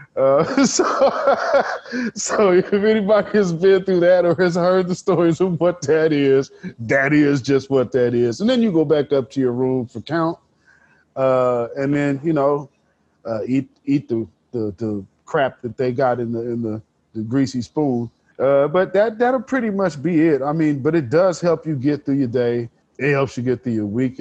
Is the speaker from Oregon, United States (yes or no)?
yes; Portland, Oregon, United States; I'm born and raised North Portland